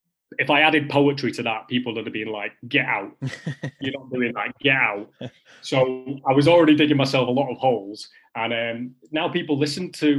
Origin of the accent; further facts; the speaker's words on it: the north of England, United Kingdom; accent: Northern; as a Northerner